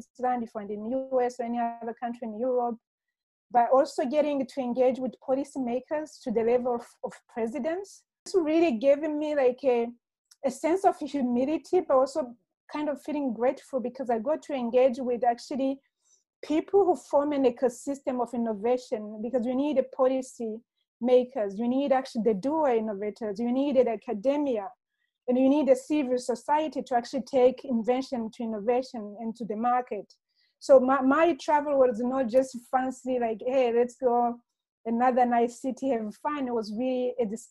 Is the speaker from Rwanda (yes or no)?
yes; Rwanda; moved away; also born or lived in Kenya / Democratic Republic of the Congo / Senegal / United States; I was born and raised in Rwanda.